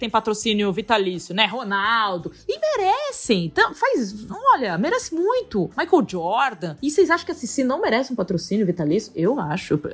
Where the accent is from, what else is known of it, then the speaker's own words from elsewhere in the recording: São Paulo, Brazil; uma escolinha lá no Tatuapé Querido, onde eu me criei, lá na Zona Leste.